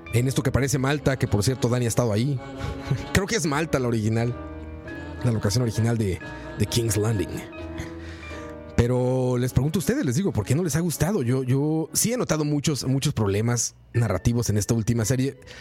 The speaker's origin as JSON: {"language": "Spanish", "country": "Mexico", "said": "Soy mexicano"}